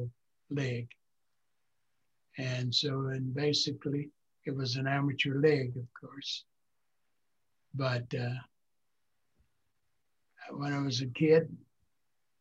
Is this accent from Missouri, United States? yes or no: yes; St. Louis, Missouri, United States; also born or lived in Little Rock, Arkansas; I was born in Little Rock, but I came to St. Louis when I was about a year old.